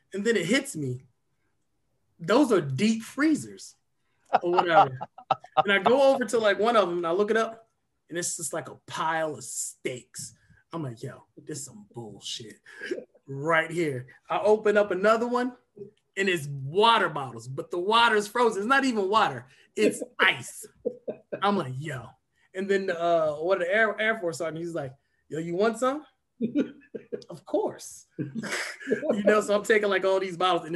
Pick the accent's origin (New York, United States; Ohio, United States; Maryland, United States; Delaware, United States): Delaware, United States; Dover; I grew up in Dover, Delaware